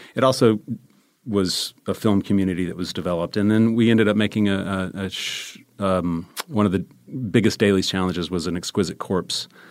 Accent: Charlotte, North Carolina, United States; moved away as an adult; also born or lived in Maryland / Columbia, South Carolina / Chapel Hill, North Carolina; I'm from Charlotte, North Carolina

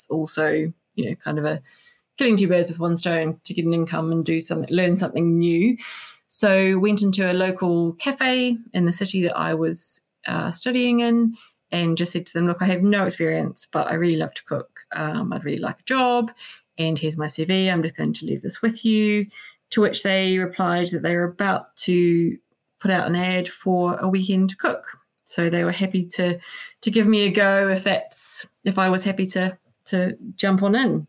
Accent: New Zealand; moved away as an adult; now in United Kingdom; I grew up in New Zealand, surrounded by beautiful produce

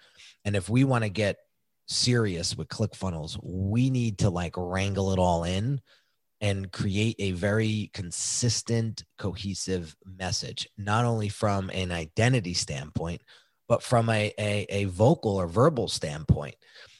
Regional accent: New York, United States; I grew up outside of New York City, and that was a big thing in my neighborhood

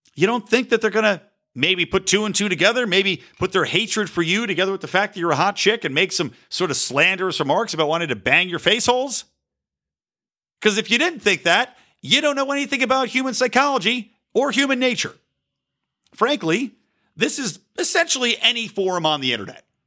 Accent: United States; embracing a proud identity as an American

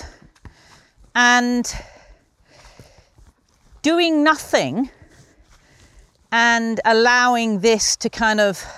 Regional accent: London, United Kingdom; moved away as an adult; I was brought up in suburban London, but I've been up here since 1988

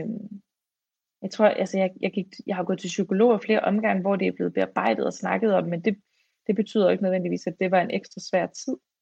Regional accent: Fredericia, Southern Denmark, Denmark; jeg er fra Fredericia

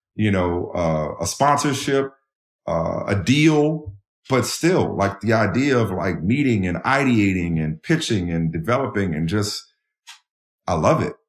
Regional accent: New Orleans, Louisiana, United States; moved away; also born or lived in Boston; growing up in New Orleans, the way I grew up

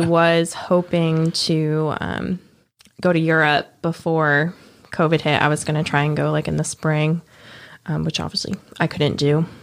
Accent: New Jersey, United States; moved away; also born or lived in Memphis; I grew up in New Jersey, but we no longer have, like, none of our family lives there anymore

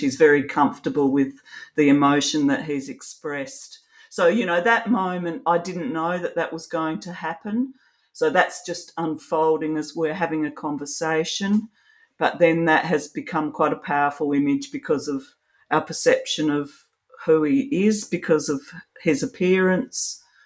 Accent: Australia; also born or lived in Adelaide, South Australia; I'm an Australian photographer. I live in Adelaide in South Australia.

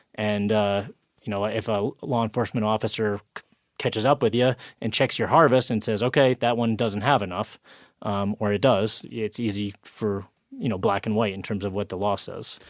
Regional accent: New York, United States; In my home state, New York

